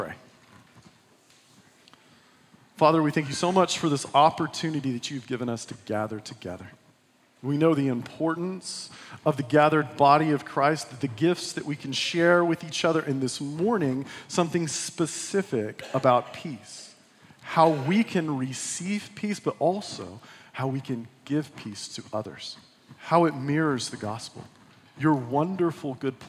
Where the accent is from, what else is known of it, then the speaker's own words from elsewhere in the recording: West Texas, United States; I was born and raised in West Texas.